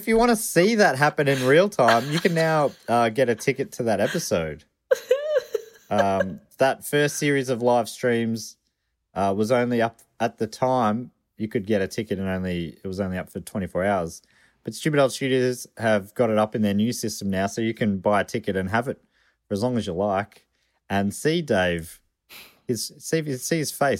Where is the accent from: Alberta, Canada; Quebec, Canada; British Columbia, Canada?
Alberta, Canada; Calgary; My hometown, Calgary, go Flames, Alberta, hosts the world's largest stampede and has been doing so since 1912.